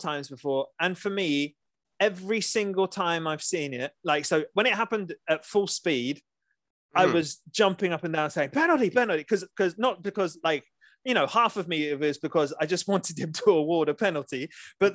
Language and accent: English; England, United Kingdom; us as the English